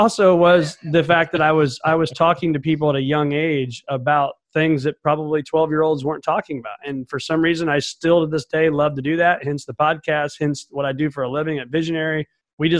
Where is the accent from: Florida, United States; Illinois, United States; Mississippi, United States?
Illinois, United States; Mattoon; As an only child growing up in Mattoon, Illinois, small town in the east central part of Illinois